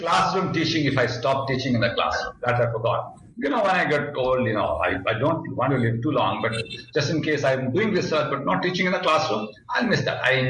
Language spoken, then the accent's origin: English; Bhubaneswar, Odisha, India; moved away as an adult; also born or lived in Kandarpur; I've got a job in my hometown.